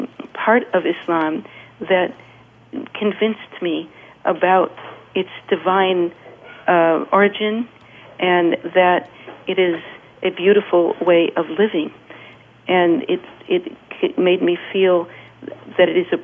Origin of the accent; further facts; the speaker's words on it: California, United States; moved away; from California